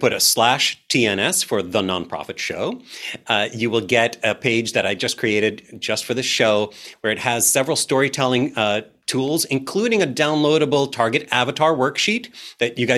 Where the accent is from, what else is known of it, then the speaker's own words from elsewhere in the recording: New York, United States; I'm a New Yorker.